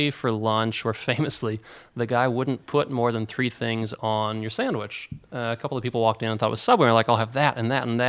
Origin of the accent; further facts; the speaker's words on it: Orange City, Iowa, United States; moved away as an adult; I was from Orange City